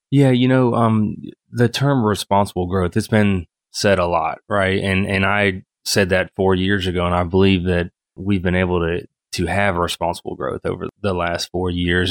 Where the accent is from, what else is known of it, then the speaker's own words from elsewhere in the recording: Apex, North Carolina, United States; I grew up in Apex. I moved to Apex in nineteen ninety-four